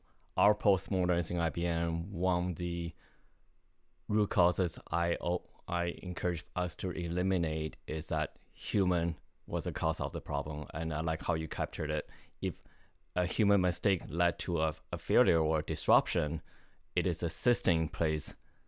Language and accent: English; Canada; The context here is I'm Canadian, so hockey is important to me.